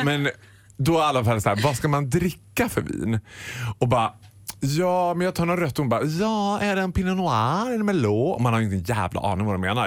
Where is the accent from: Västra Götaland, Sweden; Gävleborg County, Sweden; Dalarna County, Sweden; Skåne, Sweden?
Dalarna County, Sweden; Borlänge; also born or lived in London; Jag är från Borlänge